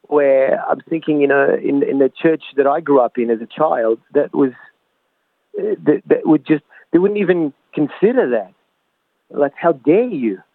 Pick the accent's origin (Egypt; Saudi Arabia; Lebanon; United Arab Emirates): Lebanon; now in Australia; كوميدي لبناني أسترالي